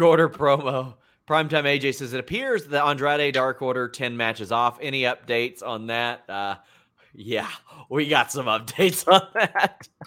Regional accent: between Lexington and Cincinnati, Kentucky, United States; I grew up around Cincinnati and Lexington

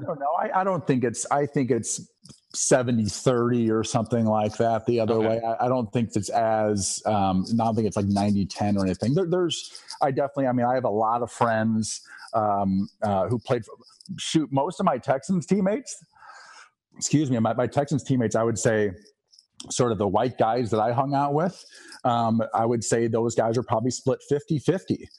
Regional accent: Eastern Iowa, United States; born or raised there

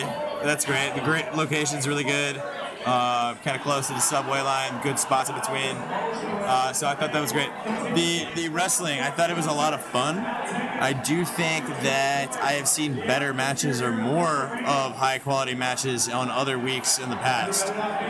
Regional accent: Tennessee, United States; being from Tennessee, obviously I like the Rock and Roll Express. Ricky has a training school out there a few hours from my hometown.

